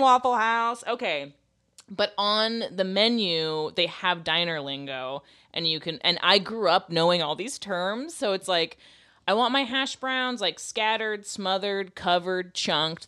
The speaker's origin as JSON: {"language": "English", "region": "Florida", "country": "United States", "moved": "yes", "said": "I'm from Florida and I'm old."}